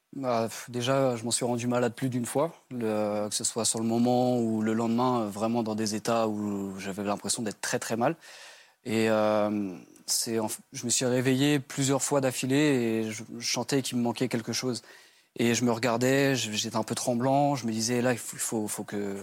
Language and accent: French; Brittany, France; j'ai 27 ans et j'ai grandi en Bretagne.